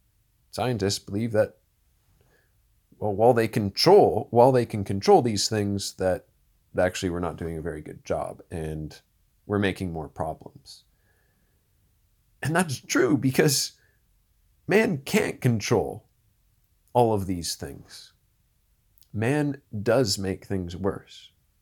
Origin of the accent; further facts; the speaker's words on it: Orangeville, Ontario, Canada; He lived near where I grew up in Orangeville, Ontario. He was just a little bit north of Shelburne, if you know where that is.